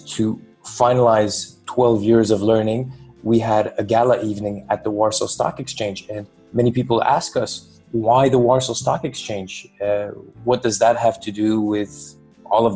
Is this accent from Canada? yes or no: yes; Montreal, Quebec, Canada; first language French; English is a second language; moved away as an adult; also born or lived in Poland / London / Switzerland; now in Europe; I grew up in Canada, in Montreal